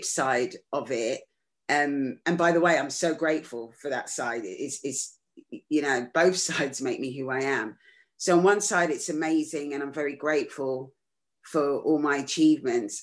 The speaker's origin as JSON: {"language": "English", "region": "London", "country": "United Kingdom", "tie": "born or raised there", "said": "I was just a normal kid growing up in London"}